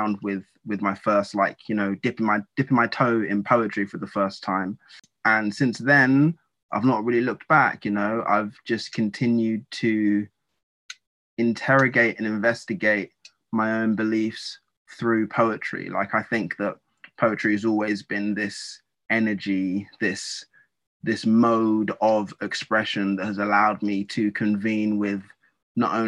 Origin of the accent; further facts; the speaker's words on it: Essex, East of England, United Kingdom; I was born and raised in a part of the UK called Essex.